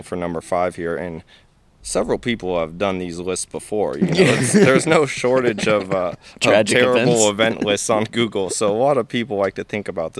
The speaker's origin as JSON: {"language": "English", "country": "United States", "said": "American, I'm American"}